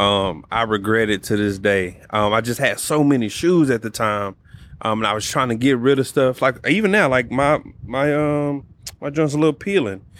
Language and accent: English; Dallas, Texas, United States; I grew up in Oak Cliff